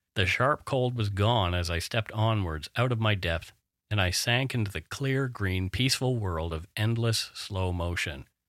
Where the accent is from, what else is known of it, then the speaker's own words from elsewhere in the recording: Canada; We are ordinary Canadian schmucks